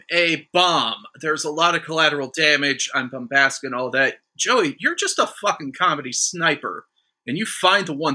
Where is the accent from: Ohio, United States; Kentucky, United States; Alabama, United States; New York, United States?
Ohio, United States; Toledo; We're both from the same – we both grew up in the same area